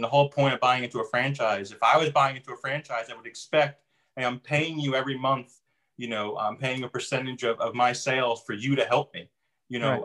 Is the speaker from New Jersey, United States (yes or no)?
yes; New Jersey, United States; now in North Carolina, United States; originally I'm from New Jersey